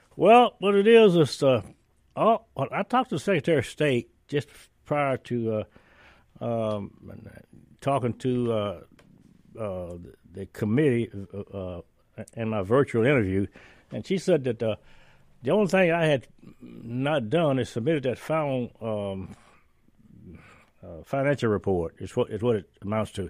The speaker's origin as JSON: {"language": "English", "region": "northern Indiana", "country": "United States", "tie": "born or raised there", "also_born_or_lived": "Natchez, Mississippi / Chicago", "moved": "yes", "lives_now": "Mississippi, United States", "said": "I grew up in northern Indiana"}